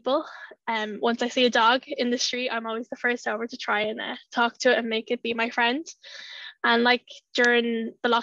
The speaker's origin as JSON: {"language": "English", "town": "Dublin", "region": "Leinster", "country": "Ireland", "tie": "born or raised there", "accent": "Irish", "moved": "as an adult", "lives_now": "Newcastle, United Kingdom", "said": "I lived in Dublin for the first 23 years of my life"}